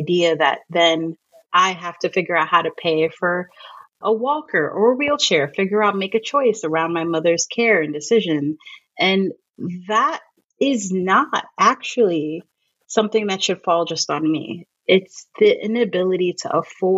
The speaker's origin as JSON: {"language": "English", "region": "New York", "country": "United States", "moved": "yes", "said": "I'm from New York."}